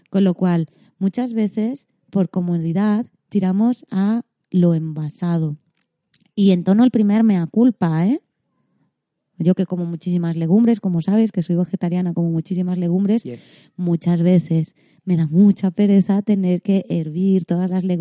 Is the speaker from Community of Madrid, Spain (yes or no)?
no; Catalonia, Spain; Eh, yo, como soy muy catalana yo.